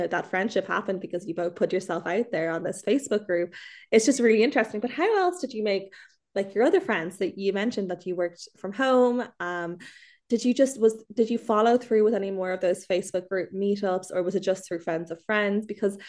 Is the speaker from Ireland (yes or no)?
yes; Ireland; there is something so special about being Irish abroad because there's a sense of like you look out for one another.